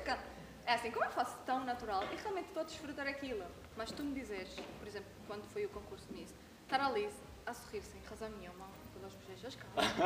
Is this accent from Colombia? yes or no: no; Venezuela; moved away as an adult; now in Madeira, Portugal; não gostavam de mim, porque era venezuelana